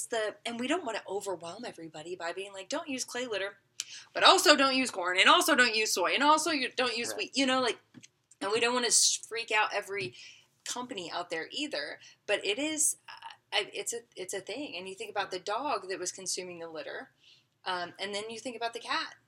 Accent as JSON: {"language": "English", "region": "Arkansas", "country": "United States", "said": "I'm I'm from Arkansas."}